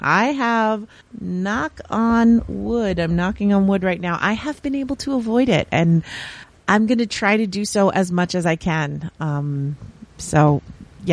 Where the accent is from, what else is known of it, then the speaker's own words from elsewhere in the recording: Long Island, New York, United States; I grew up on Long Island